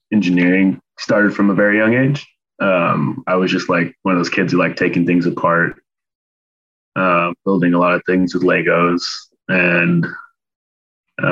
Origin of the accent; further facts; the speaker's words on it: Davis, California, United States; I'm from Davis. My parents live here. So I just moved back in with them.